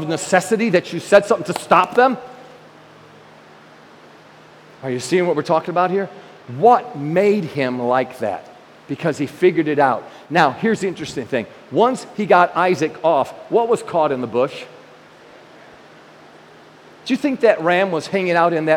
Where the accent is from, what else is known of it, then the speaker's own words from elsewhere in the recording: New York, United States; I'm a New Yorker